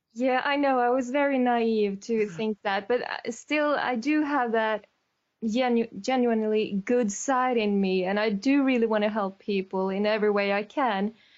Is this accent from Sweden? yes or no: yes; Sweden; I'm from Sweden